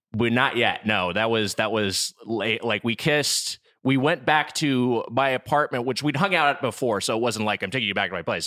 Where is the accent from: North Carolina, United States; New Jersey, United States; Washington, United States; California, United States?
California, United States; Southern; we're both from Southern California, we reconvened down here